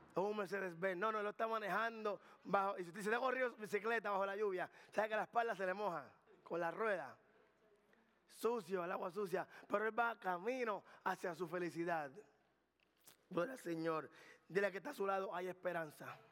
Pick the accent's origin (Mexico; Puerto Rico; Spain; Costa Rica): Puerto Rico; Carolina; yo soy de Carolina, Puerto Rico del barrio